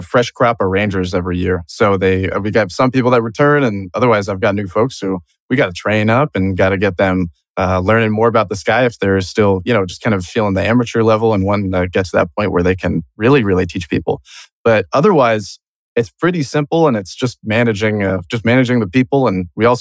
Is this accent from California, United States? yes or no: yes; San Diego County, California, United States; moved away; I grew up in San Diego County